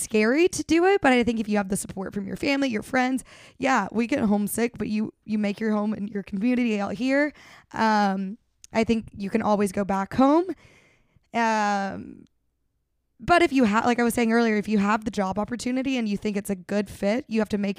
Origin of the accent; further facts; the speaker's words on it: the South, United States; We're from the South. We love to like have Southern hospitality out here.